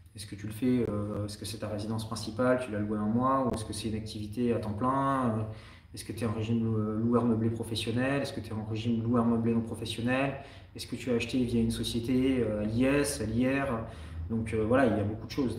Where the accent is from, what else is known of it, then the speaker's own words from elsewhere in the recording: France; accent: French; also born or lived in Canada; J'ai toujours mon accent français